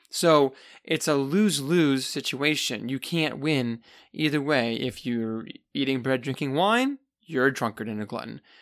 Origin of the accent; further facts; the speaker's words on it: United States; I'm an American